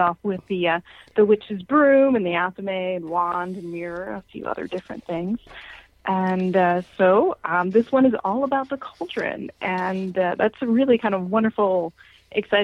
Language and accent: English; United States; I am American. I'm living here in the U.S.